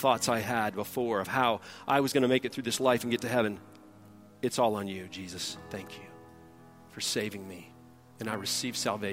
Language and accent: English; outside Detroit, Michigan, United States; moved away; also born or lived in Texas; I grew up outside Detroit